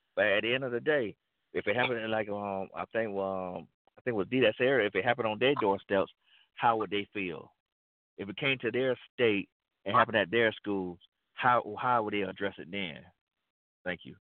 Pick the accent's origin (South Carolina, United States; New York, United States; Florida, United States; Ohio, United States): Florida, United States; Florida, my home state.